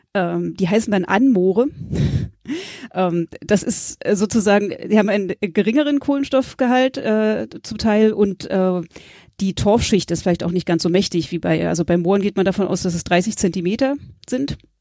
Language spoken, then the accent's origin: German; Berlin, Germany; moved away as an adult; also born or lived in Greifswald / Mecklenburg-Vorpommern; ich komme ursprünglich aus Berlin, habe mein Abi in Berlin gemacht